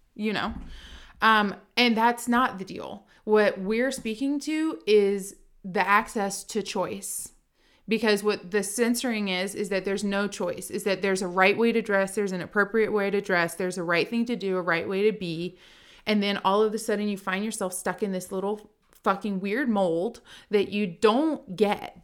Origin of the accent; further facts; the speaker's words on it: Richmond, Virginia, United States; moved away as an adult; now in Nashville, United States; I was born and raised in Richmond, Virginia